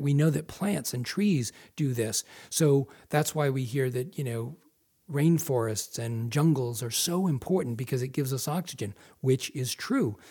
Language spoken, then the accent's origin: English; Massachusetts, United States; moved away as an adult; now in Maine, United States; I grew up in Massachusetts, but I moved to Maine almost five years ago